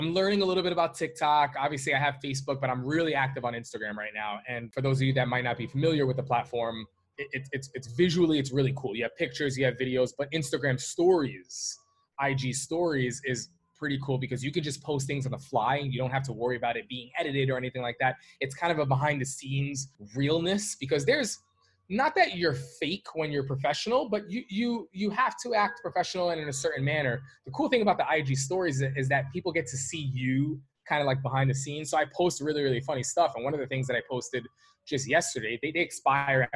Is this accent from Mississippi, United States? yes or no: no; New York City, New York, United States; I'm from New York City. I'm from Manhattan